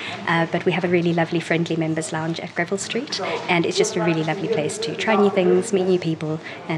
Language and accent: English; South Africa; now in London, United Kingdom; I'm originally from South Africa and I now live in London.